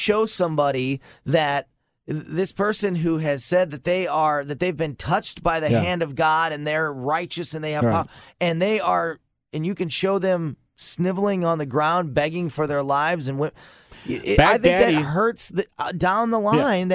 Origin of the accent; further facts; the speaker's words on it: Florissant, Missouri, United States; as a white person who's grown up in North County and in Florissant and has been there forever